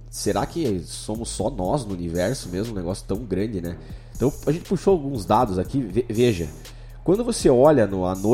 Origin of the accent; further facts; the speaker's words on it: Irati, Paraná, Brazil; Brasil, que acabou parando em Irati por pasmem, mas é. Que é a tua cidade. Que é a cidade natal aí onde, onde eu nasci.